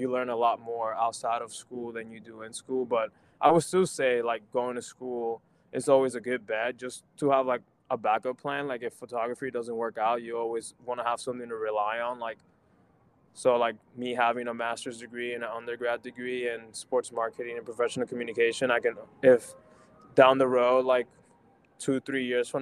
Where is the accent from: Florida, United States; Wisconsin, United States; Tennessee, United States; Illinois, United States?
Florida, United States; also born or lived in Puerto Rico; now in Baltimore, United States; growing up in Florida